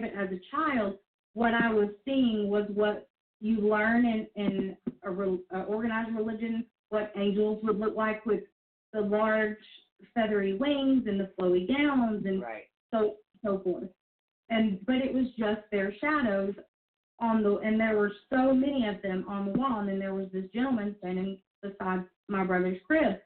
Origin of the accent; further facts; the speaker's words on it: Northeast Mississippi, United States; in my hometown, there was like 700 people